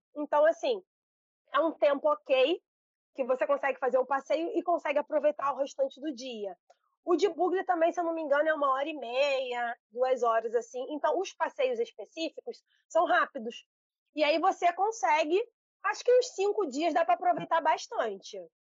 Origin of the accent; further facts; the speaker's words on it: Baixada Fluminense, Rio de Janeiro, Brazil; Eu sou da Baixada Fluminense